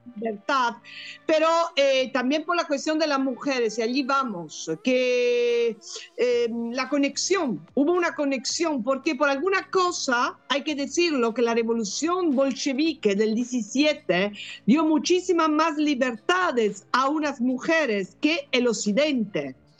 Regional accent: Italy; Spanish is a second language; moved away as an adult; also born or lived in Bologna, Italy / Barcelona, Spain / Peru; now in England; Soy italiana

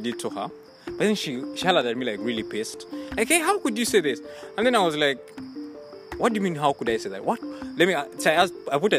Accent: Uganda; moved away

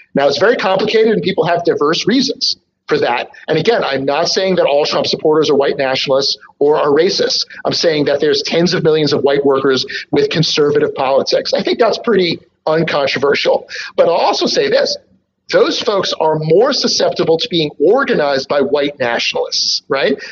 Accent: Philadelphia, Pennsylvania, United States; Philadelphia is my hometown.

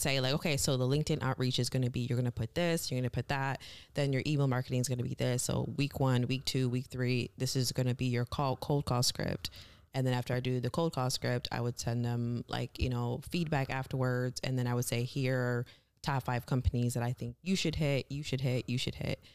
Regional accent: Michigan, United States; also born or lived in Kenya; I was born in Kenya, raised in Michigan

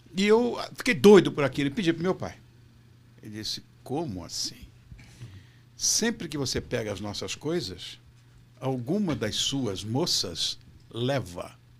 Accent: Rio de Janeiro, Brazil; moved away as an adult; now in São Paulo, Brazil; Eu sou carioca

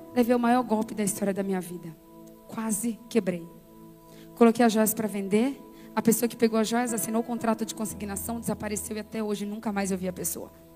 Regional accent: Conceição do Coité, Bahia, Brazil; moved away; eu nasci numa casa de farinha em Conceição do Coité

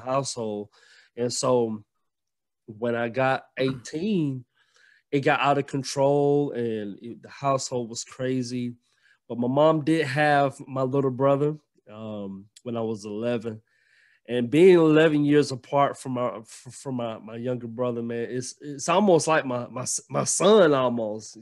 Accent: Gainesville, Georgia, United States; also born or lived in Alabama; now in Jefferson, United States; I'm from Gainesville, Georgia, but Right now, I live in Jefferson, Georgia

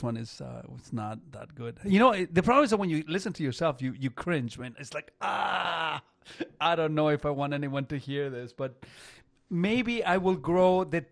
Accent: Chile; English is a second language; now in Canada; I come from Chile. And Chile, if you are familiar with, you know, geography, is just one long beach

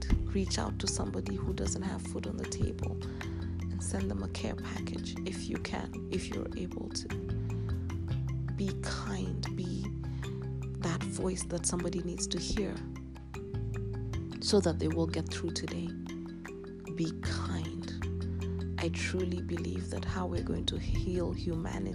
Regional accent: Kenya; I am a Kenyan girl, an African queen

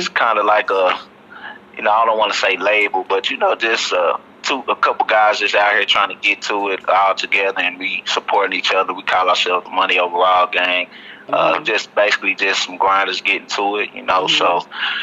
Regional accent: Dallas, Texas, United States; accent: country twang; also born or lived in Harrisburg, Pennsylvania / Lancaster, Texas; I was raised in Dallas, born in Harrisburg, Pennsylvania. But I moved to Dallas when I was like 4

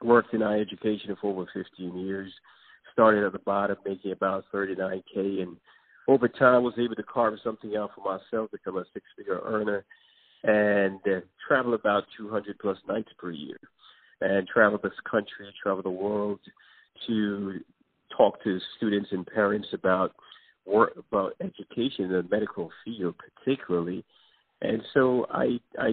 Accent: New York City, New York, United States; also born or lived in Jamaica; I was born in Jamaica and grew up in the Bronx in New York City

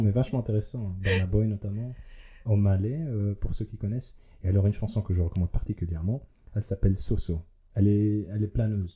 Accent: Liège, Wallonia, Belgium; en tant que bon liégeois

